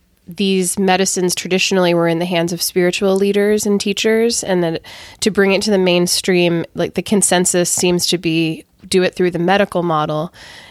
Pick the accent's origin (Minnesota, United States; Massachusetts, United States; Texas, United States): Massachusetts, United States; my home state, Massachusetts